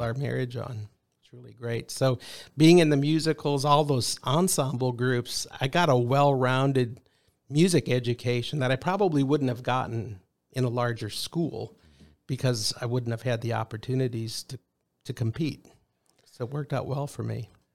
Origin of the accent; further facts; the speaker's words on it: Rock Rapids, Iowa, United States; moved away; we were raised, both my wife and I, in the same hometown. Rock Rapids, Iowa, which is way in the northwest corner of Iowa